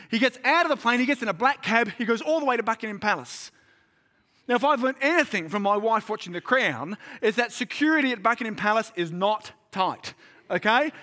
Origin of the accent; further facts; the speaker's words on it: Sydney, New South Wales, Australia; moved away as an adult; now in Central Coast, Australia; I'm from Sydney